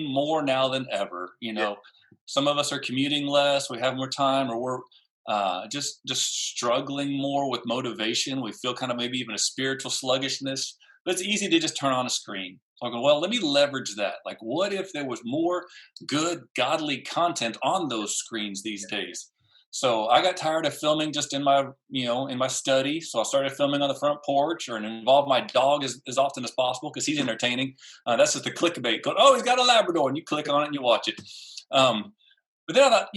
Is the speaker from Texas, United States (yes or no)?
yes; San Antonio, Texas, United States; growing up in San Antonio